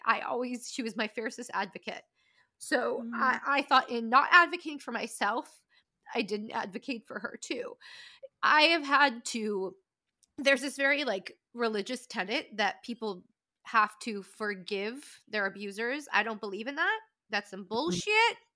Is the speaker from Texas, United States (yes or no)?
no; Calabasas, California, United States; I grew up in Calabasas, California